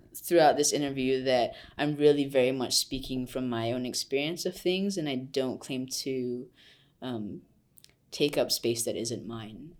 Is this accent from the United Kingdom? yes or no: no; Malaysia; moved away as an adult; now in United States; I am Malaysian, I came to U S to study